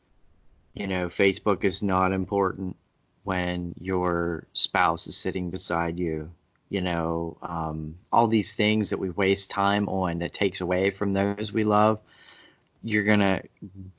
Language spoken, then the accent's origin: English; United States; I'm an American. I was born and raised here